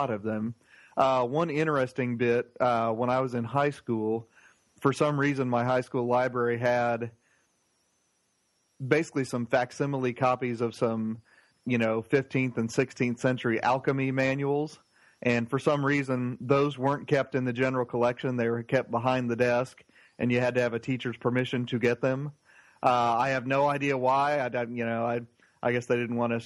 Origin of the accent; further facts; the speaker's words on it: Plainfield, Indiana, United States; now in Gwinnett County, Georgia, United States; my hometown, Plainfield, Indiana